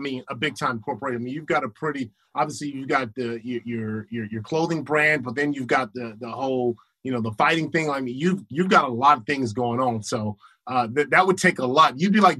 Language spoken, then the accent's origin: English; Los Angeles, California, United States; I used to think because I was from Crenshaw, I was like, shoot, man, if Lights come up talking some mess, man, I take him out from the hood.